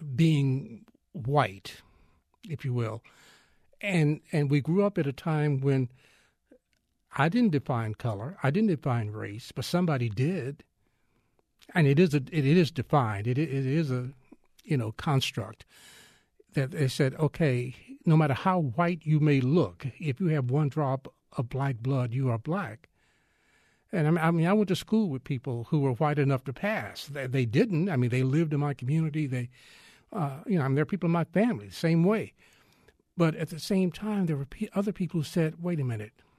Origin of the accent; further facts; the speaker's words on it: Texas, United States; I am Texan all the way